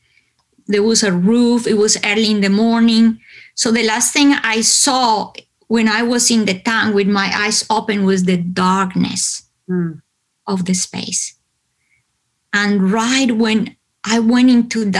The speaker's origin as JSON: {"language": "English", "region": "Bogotá", "country": "Colombia", "tie": "born or raised there", "moved": "yes", "said": "because I come from Colombia, I come from hot weather country, right? But Bogotá is located high up in the Andes"}